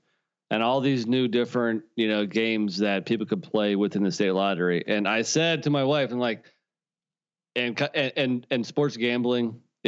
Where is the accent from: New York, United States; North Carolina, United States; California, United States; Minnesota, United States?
North Carolina, United States; it's a shame that my home state of North Carolina is behind Virginia.